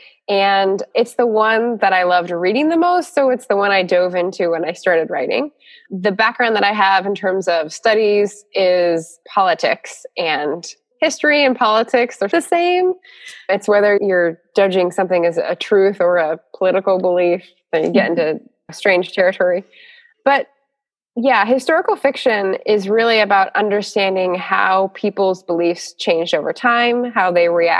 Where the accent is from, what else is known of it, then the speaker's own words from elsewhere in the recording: California, United States; moved away; also born or lived in Washington, D.C.; I was mainly a California girl.